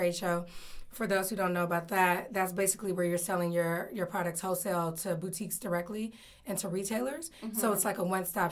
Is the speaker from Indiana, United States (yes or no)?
no; Oakland, California, United States; also born or lived in New York / Washington, D.C.; I'm based in Oakland, California. Oakland. I'm born and raised in Oakland.